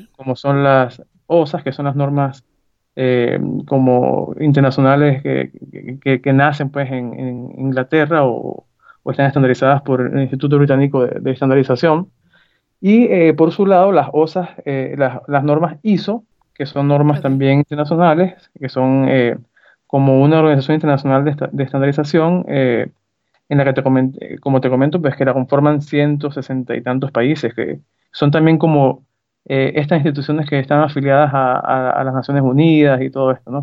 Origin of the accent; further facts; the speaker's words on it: Zea, Mérida, Venezuela; yo eh, nací en Mérida, eh, estuve, digamos, eh, primaria en Mérida y me fui a SEA ya a estudiar bachillerato y toda mi juventud fue en SEA